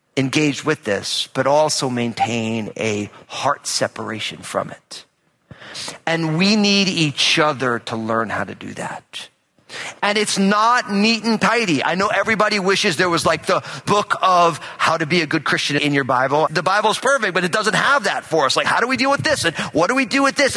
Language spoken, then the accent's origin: English; New Jersey, United States; I'm all Italian, I'm from New Jersey